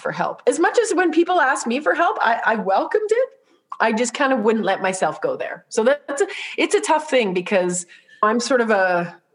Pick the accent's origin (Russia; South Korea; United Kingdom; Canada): Canada; Saskatoon, Saskatchewan; now in Calgary, Canada; We grew up in Saskatoon